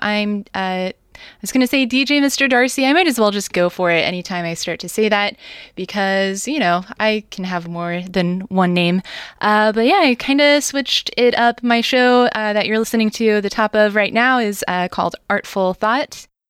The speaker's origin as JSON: {"language": "English", "town": "Springfield", "region": "Missouri", "country": "United States", "said": "I'm from Springfield, Missouri"}